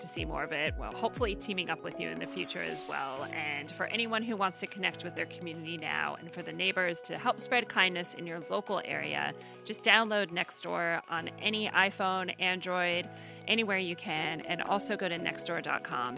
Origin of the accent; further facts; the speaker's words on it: New York City, New York, United States; this is my hometown